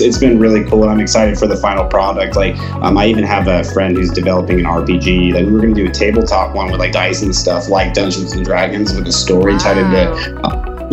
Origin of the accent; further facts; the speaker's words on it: Atlanta, Georgia, United States; moved away as an adult; also born or lived in Salt Lake City, Utah; now in Utah, United States; I was actually raised in Atlanta, Georgia for the first 20 years of my life.